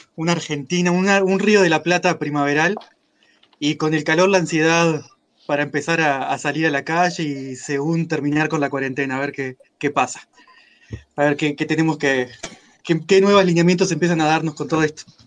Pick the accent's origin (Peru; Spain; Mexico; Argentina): Mexico; soy mexicano